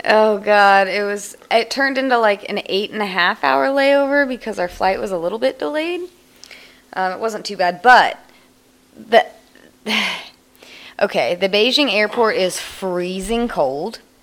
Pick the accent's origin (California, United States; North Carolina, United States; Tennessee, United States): California, United States; Shaver Lake; my hometown, Shaver Lake, California